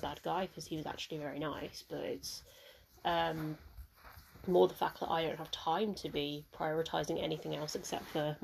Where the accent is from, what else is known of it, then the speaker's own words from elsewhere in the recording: Mauritius; I'm from Mauritius